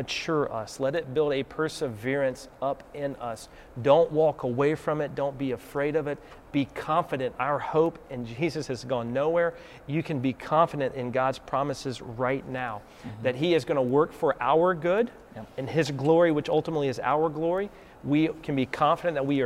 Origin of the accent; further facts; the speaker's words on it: the South, United States; accent: Southern; Southerners out there like me, I'm going to get my Southern accent on